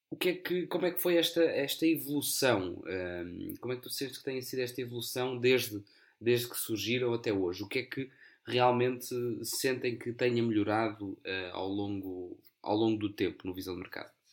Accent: Coimbra, Centro, Portugal; Eu sou de Coimbra

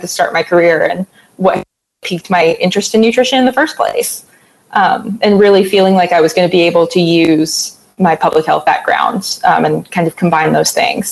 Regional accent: North Carolina, United States; moved away as an adult; now in Knoxville, United States; I'm originally from North Carolina, so I was interested in moving back home

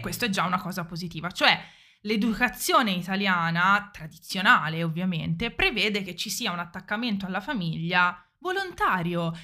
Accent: Italy

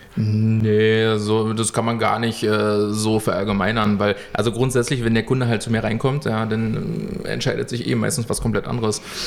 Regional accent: Germany; bei uns in Deutschland

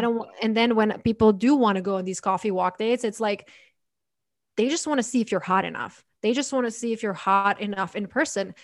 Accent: Croatia; now in United States; I'm from Croatia

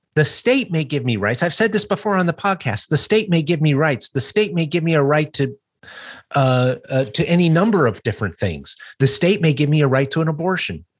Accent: United States; I'm an American

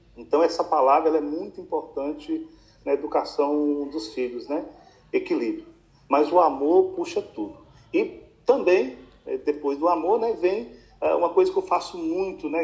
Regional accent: Januária, Minas Gerais, Brazil; eu nasci, e nós voltamos para o Fabião, ali no Peruaço. Ali eu cresci os primeiros anos, até os 5, 6, 7 anos

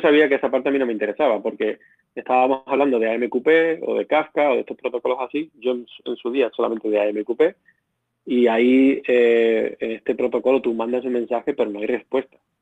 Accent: Badajoz, Extremadura, Spain; moved away as an adult; also born or lived in Barcelona; yo soy un ingeniero que nací, bueno, crecí en Badajoz

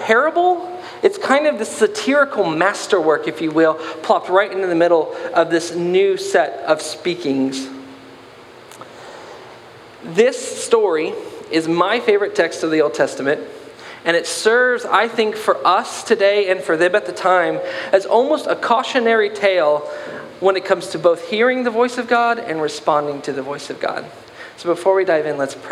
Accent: the South, United States; I'm from the South

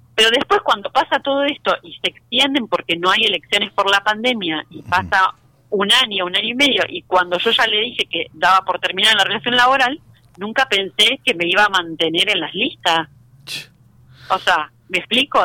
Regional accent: Rosario, Santa Fe, Argentina; moved away; nosotros somos rosarinos

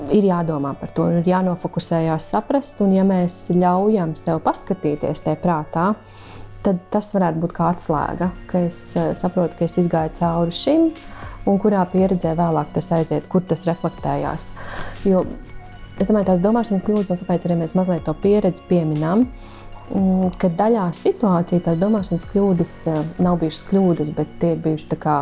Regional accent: Latvia; Es esmu dzimusi mm, nebrīvā Latvijā

